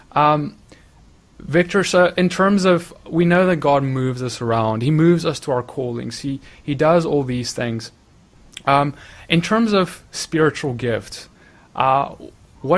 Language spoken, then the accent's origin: English; South Africa; now in United States; I'm from South Africa, for those of you who don't know, I now live in the United States. But before, when I was in South Africa, you know, even as a young boy